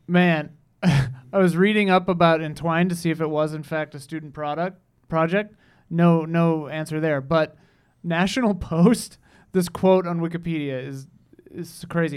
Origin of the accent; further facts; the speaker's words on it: Wisconsin, United States; there's a town by my hometown called, we call it Osceola